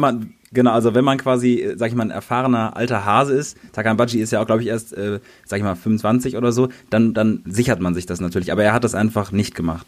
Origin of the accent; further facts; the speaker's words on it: North Rhine-Westphalia, Germany; ich komme zum Beispiel aus NRW